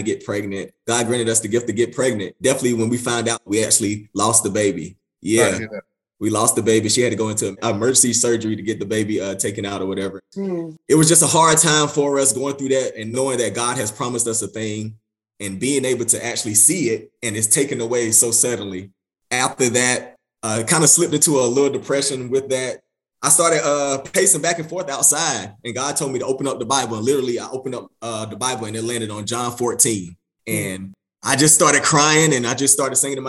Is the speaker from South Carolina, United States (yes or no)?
yes; Dillon, South Carolina, United States; now in Columbia, United States; Originally from Dillon, South Carolina, now living in Columbia, South Carolina